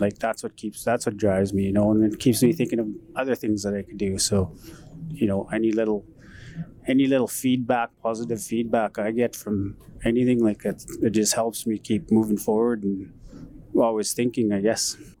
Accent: Paddle Prairie Métis Settlement, Alberta, Canada; I grew up in Paddle Prairie Métis settlement

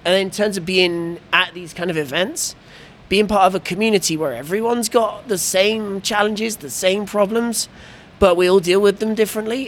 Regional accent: England, United Kingdom; I'm the English guy

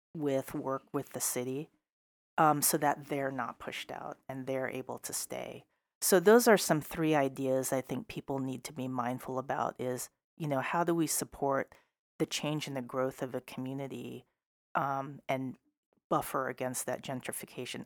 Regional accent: Seattle, Washington, United States; also born or lived in Issaquah Plateau, Washington / Burien, Washington; I grew up in South Seattle, And finally, affordable housing was available back in the late eighties because they widened I ninety. People started moving east. Um, we actually landed on the Issaquah Plateau

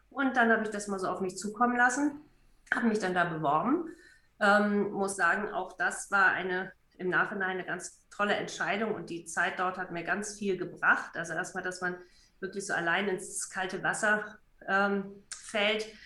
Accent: Kiel, Schleswig-Holstein, Germany; now in Hamburg, Germany; von Kiel, Trez, wo ich aufgewachsen bin, zur Schule gegangen bin, nach Passau ist doch arg weit weg und die Familie will man ja auch mal wieder sehen zwischendurch.

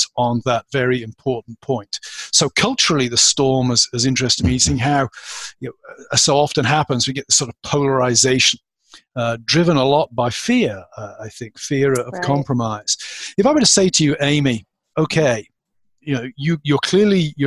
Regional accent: United Kingdom; born or raised there; moved away as an adult; now in United States

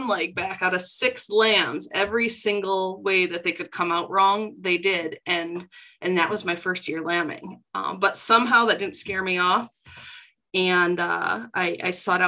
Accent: South Dakota, United States; moved away as an adult; now in Minnesota, United States; I'm both originally from South Dakota

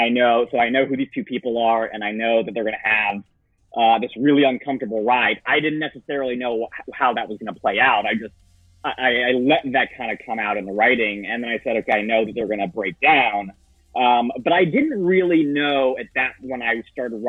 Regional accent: Florida, United States; I'm from Florida

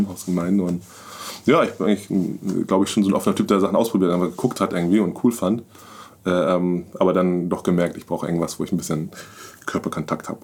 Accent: Hamburg, Germany; ich komme wirklich aus Hamburg, ich bin Hamburg, ich bin Hamburger Jung

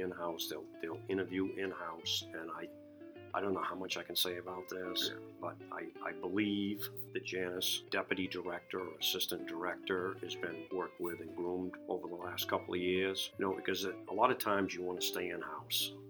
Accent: Kittery, Maine, United States; It's just been my hometown. It's where I grew up, and I just love the whole Kittery experience.

